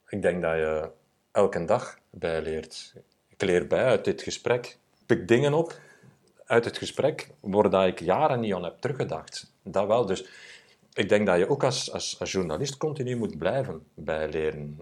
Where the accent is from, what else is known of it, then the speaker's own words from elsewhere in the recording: Sint-Niklaas, Flanders, Belgium; als een klein manneke, ik ben van Sint-Niklaas